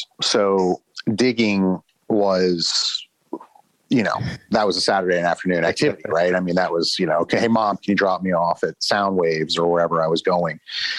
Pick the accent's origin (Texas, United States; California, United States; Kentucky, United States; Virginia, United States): Texas, United States; Houston; also born or lived in New Orleans / Los Angeles / New York / Boise; I am from all over the place, but I grew up in Houston, Texas, lived in New Orleans, Los Angeles, New York, Boise, Idaho, Baltimore. So I'm all over the place.